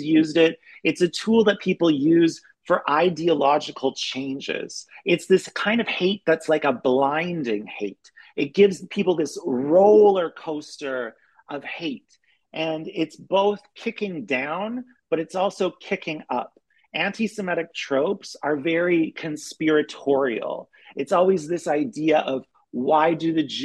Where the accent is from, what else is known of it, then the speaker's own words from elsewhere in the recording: Canada; moved away as an adult; also born or lived in Europe / Berlin; now in United States; I'm Canadian, but I've been living in Europe for the past 12 years.